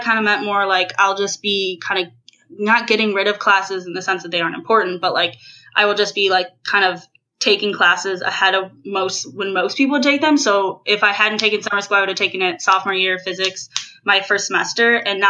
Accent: Chicago, Illinois, United States; I'm from Chicago, Illinois.

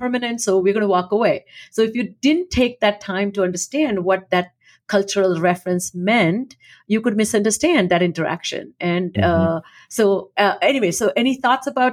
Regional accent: India; moved away as an adult; when I was growing up in India

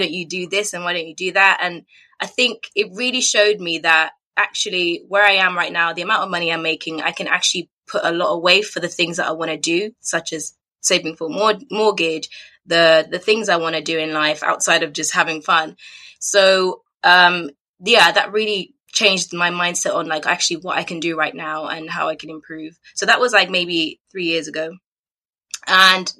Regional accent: Cambridgeshire, East of England, United Kingdom; also born or lived in Zambia; I'm originally from Zambia, so I was born there, and then we moved to the UK when I was fairly young. So I kind of grew up in Cambridgeshire, and I've lived there quite a long time.

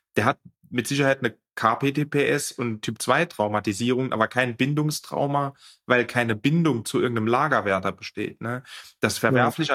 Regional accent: France; wo ich groß geworden bin, ich bin in Frankreich groß geworden

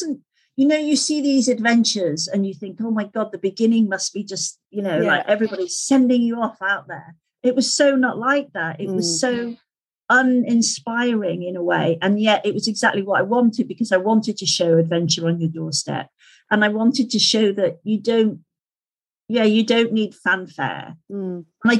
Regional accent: Skipton, Yorkshire and the Humber, United Kingdom; into Skipton, into my hometown

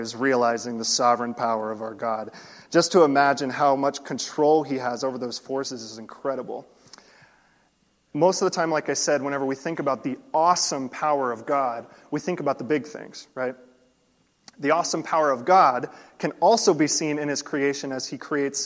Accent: Florida, United States; I grew up in Florida

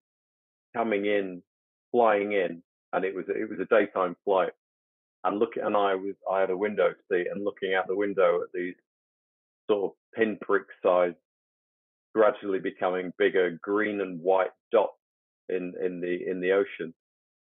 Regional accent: United Kingdom; growing up in the West and growing up in the UK

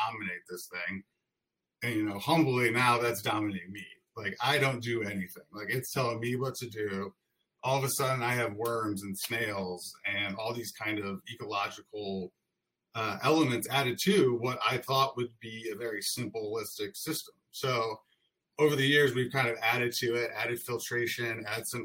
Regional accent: St. Louis, Missouri, United States; we were born and raised in St. Louis

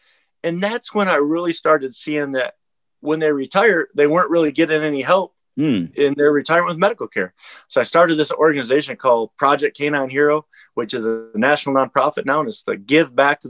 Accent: Hadley, Michigan, United States; moved away as an adult; also born or lived in Germany; I'm from Hadley, Michigan. It's a small town.

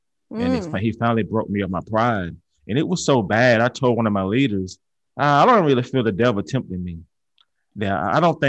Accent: Georgia, United States; now in Alabama, United States; I'm from Georgia

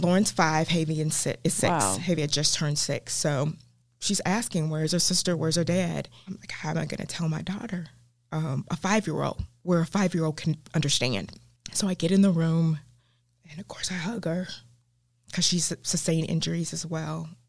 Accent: the South, United States; accent: southern; my southern accent

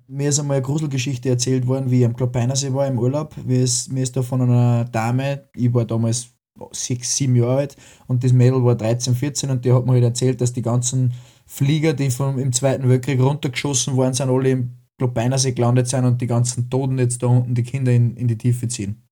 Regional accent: Upper Austria, Austria; als Oberösterreicher oder als Österreicher

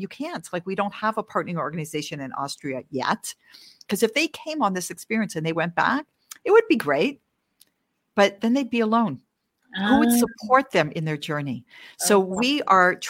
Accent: Canada; also born or lived in Washington, D.C. area, United States; now in Israel; I'm Canadian. I'm originally Canadian

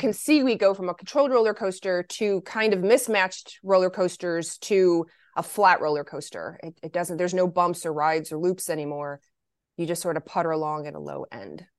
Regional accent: Lexington, Kentucky, United States; also born or lived in Michigan; I was born in Michigan, but I was raised in Lexington, Kentucky

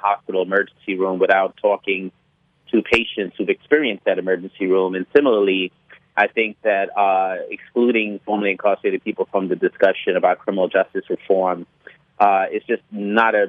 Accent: New York City, New York, United States; I was born in New York City, Bedford-Stuyvesant, Brooklyn.

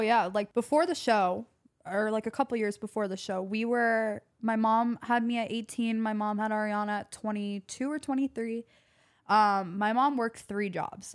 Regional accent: Atlanta, Georgia, United States; growing up in Atlanta

